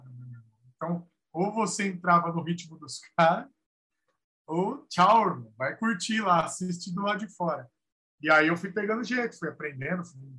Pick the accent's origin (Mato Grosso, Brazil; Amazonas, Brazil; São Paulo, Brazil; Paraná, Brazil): São Paulo, Brazil; São Bernardo do Campo; nasci em São Bernardo, mas vivi no ABC, estudei, trabalhei, tudo por ali. o ABC faz parte da minha vida é, firmemente.